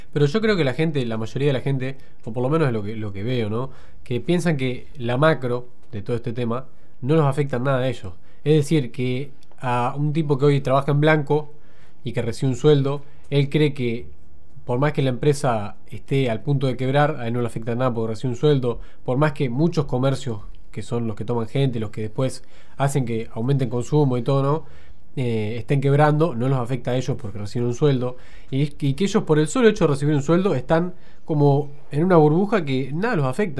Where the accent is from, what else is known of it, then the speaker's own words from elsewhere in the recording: Argentina; nosotros como argentinos